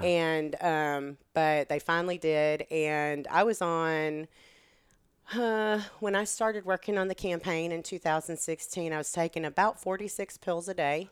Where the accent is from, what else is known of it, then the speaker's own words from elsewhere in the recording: Texas, United States; accent: Texan; moved away as an adult; now in Hillsboro, United States; I grew up in Texas and I moved here. I was twenty-three years old